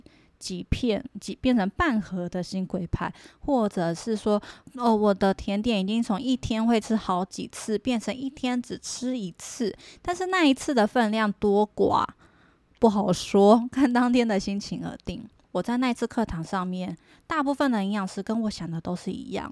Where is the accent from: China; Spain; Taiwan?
Taiwan; 我们台湾人